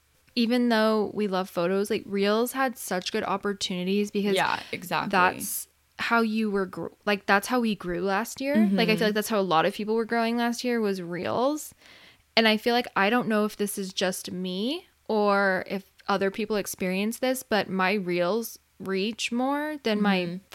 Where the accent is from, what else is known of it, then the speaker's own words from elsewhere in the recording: San Diego, California, United States; We're from San Diego.